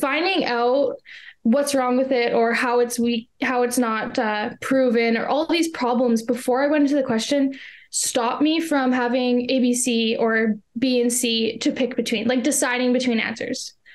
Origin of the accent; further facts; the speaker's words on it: Canada; I am from Canada